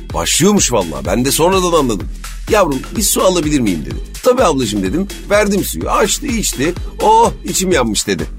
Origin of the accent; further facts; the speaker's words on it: İzmit, Kocaeli, Turkey; now in Istanbul, Turkey; ben İzmitliyim